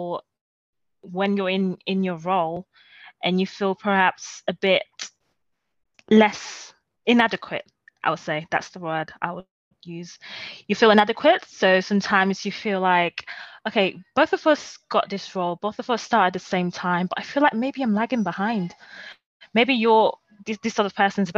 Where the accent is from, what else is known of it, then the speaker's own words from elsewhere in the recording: Rome, Lazio, Italy; also born or lived in Nigeria (ancestry); now in London, United Kingdom; I grew up for a large part of my formative years. I grew up in Rome.